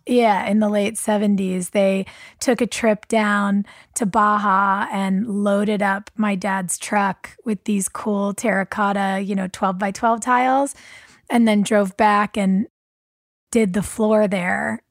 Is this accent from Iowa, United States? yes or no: no; Los Angeles, California, United States; I was kind of, you know, West Hollywood, Miracle Mile